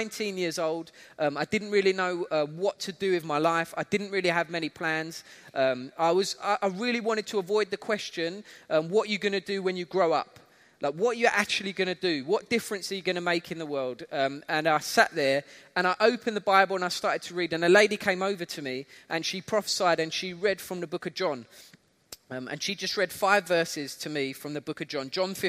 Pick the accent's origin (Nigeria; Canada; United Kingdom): United Kingdom; accent: UK; I think I've still kept my UK accent, but everybody keeps telling me I sound a little bit South African now.